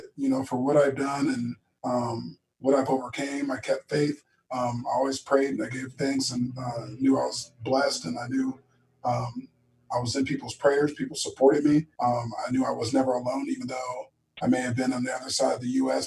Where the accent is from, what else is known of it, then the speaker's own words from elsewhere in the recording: Tustin, California, United States; I was born and raised in Tustin